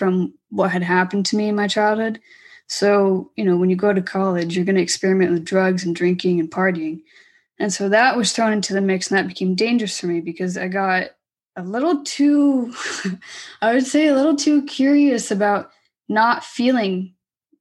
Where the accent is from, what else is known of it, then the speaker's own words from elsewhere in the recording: Orange County, California, United States; I was born and raised in Orange County